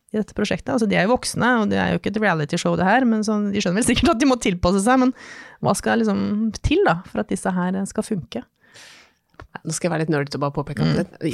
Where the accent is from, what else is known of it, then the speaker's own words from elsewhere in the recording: Innlandet, Norway; Jeg er jo fra Hedmarken sjøl.